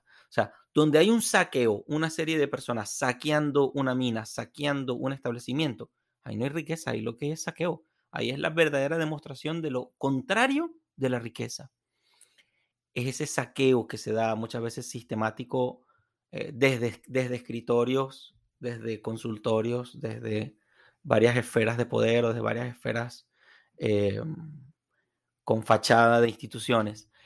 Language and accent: Spanish; Venezuela; moved away; en el estadio de fútbol de mi tierra